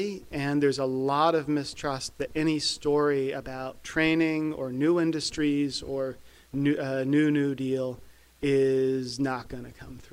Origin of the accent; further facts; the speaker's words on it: West Virginia, United States; I grew up in West Virginia